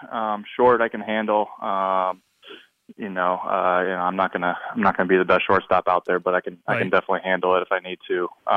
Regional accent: California, United States; born there; also born or lived in Las Vegas / Wisconsin / Michigan; Yeah, I was born in California, lived there for a little while, moved around.

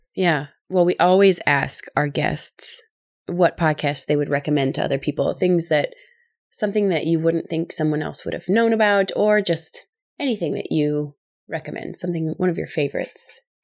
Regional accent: Midwest, United States; I'm from the Midwest. I'm sure people can tell from my accent

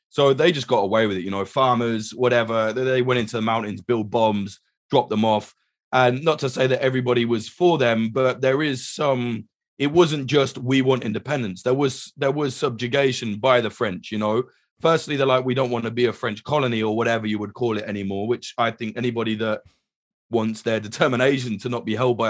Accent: United Kingdom; which, as a Brit, I will apologize to anyone living in Ibiza, because we're one of the worst exports ever

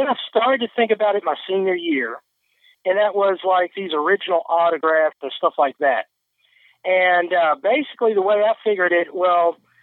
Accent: Louisville, Kentucky, United States; my hometown of Louisville

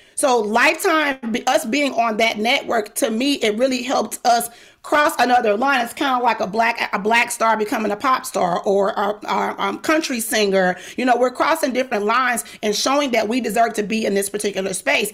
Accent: the South, United States; I'm Southern. I'm from the South

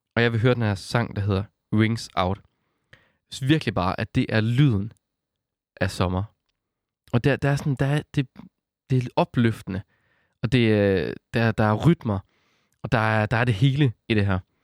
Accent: West Jutland, Central Denmark Region, Denmark; accent: Jutlandic; når man hører min accent, at, øh, at jeg er fra Jylland, tror jeg ikke. Nå. og jeg er fra Vestjylland.

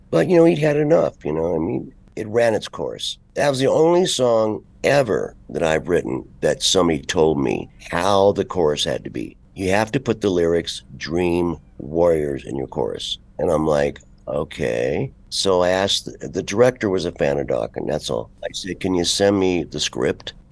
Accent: United States; We're from America.

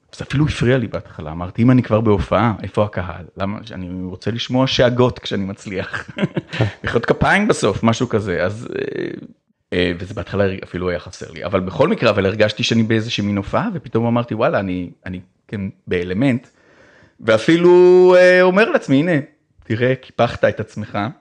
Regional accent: Ramat HaSharon, Tel Aviv District, Israel; היה ברמת השרון, איפה שגדלתי

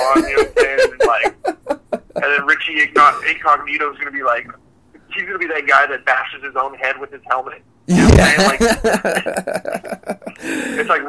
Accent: California, United States; us growing up in California.

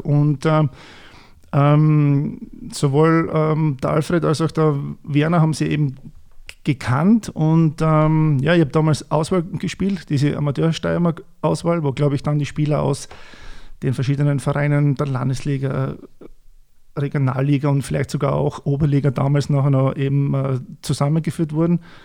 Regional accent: Voitsberg, Styria, Austria; moved away; Wir kommen beide aus der Weststeiermark

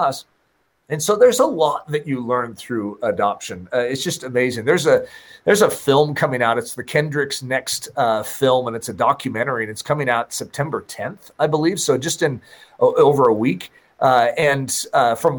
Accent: United States; As American Christians

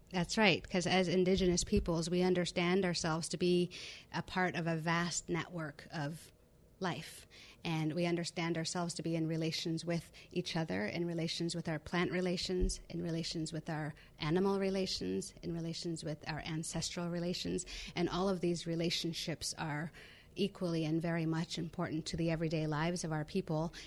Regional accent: Cowichan Tribes, Vancouver Island, British Columbia, Canada; I'm from the Cowichan tribes on Vancouver Island, British Columbia

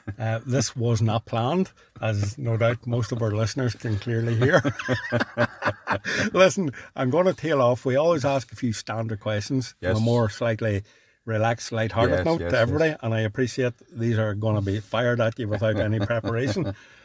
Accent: Northern Ireland, United Kingdom

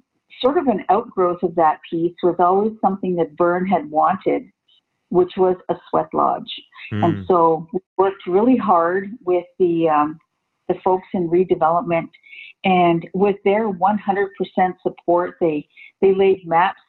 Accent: Six Nations of the Grand River, Ontario, Canada; I'm from Six Nations.

